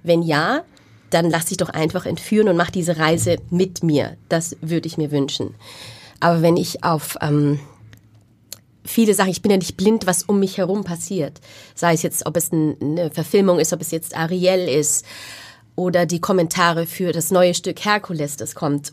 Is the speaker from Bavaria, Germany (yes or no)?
yes; Wunsiedel, Bavaria, Germany; moved away; Ich bin dort aufgewachsen und dort zur Schule gegangen